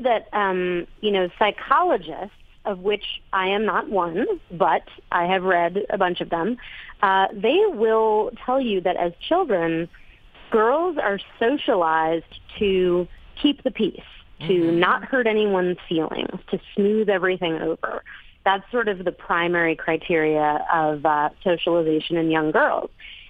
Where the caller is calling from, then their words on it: Las Terrenas, Samaná, Dominican Republic; I am in Las Terrenas in the Dominican Republic.